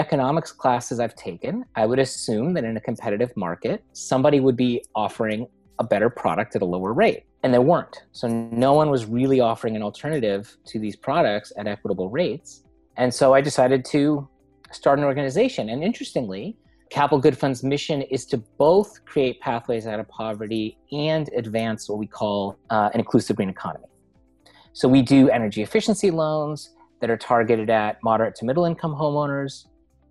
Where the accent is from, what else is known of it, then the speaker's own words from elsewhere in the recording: Los Angeles, California, United States; moved away as an adult; now in Rhode Island, United States; I grew up in Los Angeles